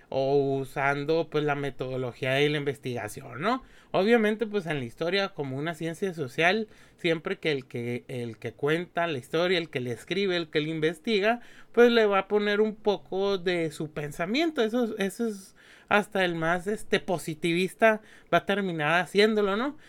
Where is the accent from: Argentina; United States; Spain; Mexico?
Mexico; nosotros sabemos o nos identificamos como mexicanos